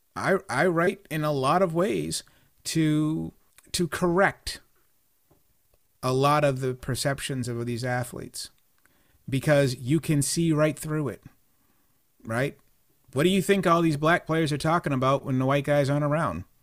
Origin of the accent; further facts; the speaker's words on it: Boston, Massachusetts, United States; I'm from Boston